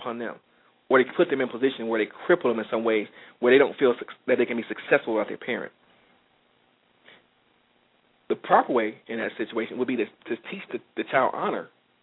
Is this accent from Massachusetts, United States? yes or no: no; Detroit, Michigan, United States; I'm from Detroit, and the automotive industry was a major player in a lot of things we did around here